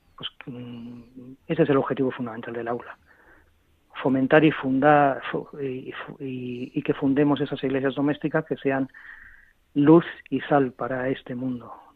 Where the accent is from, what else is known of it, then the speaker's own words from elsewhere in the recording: Madrid, Community of Madrid, Spain; Pues yo estoy en Madrid. soy de Madrid. Nací aquí hace 54 años y aquí llevo